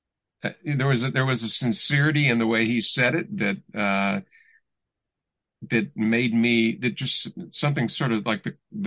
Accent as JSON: {"language": "English", "town": "Louisville", "region": "Kentucky", "country": "United States", "tie": "born or raised there", "said": "I grew up in Louisville, Kentucky."}